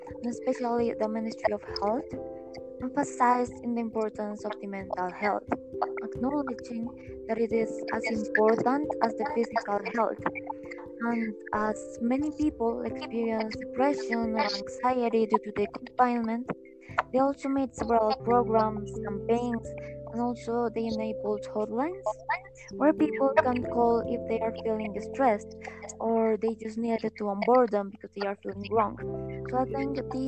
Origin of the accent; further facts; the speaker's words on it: Colombia; I'm from Colombia